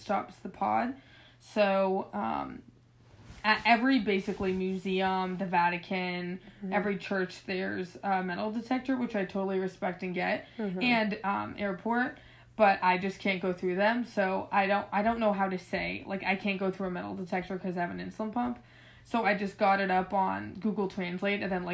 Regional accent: Seattle, Washington, United States; moved away; we're from the West Coast

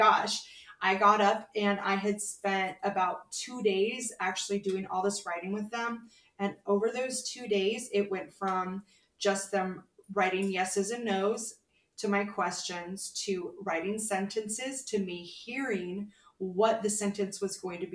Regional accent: Fullerton, California, United States; moved away as an adult; also born or lived in Anaheim, California; now in Phoenix, United States; I grew up in Southern California. I was born in Anaheim and raised in Fullerton

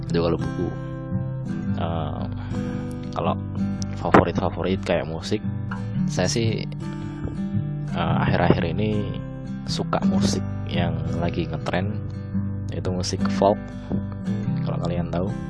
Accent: Batang, Central Java, Indonesia; Saya lahir di Kabupaten Batang, Jawa Tengah, Indonesia Pada tanggal 9 Juni 1999 Asal daerah saya persis dengan tempat lahir saya yaitu di Kabupaten Batang, Jawa Tengah

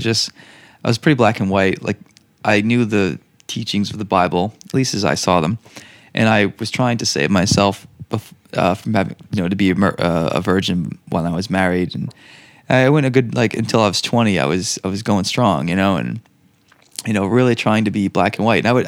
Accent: New England, United States; as a Irish Catholic in New England

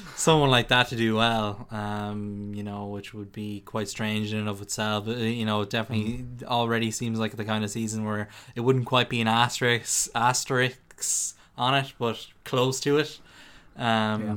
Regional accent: Ireland; we're Irish

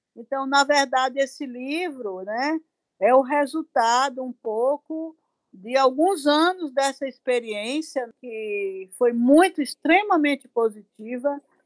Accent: Salvador, Bahia, Brazil; also born or lived in Teofilândia, Bahia; com seis anos eu saí dessa cidade, seis, sete anos saí dessa cidade para vir estudar em Salvador

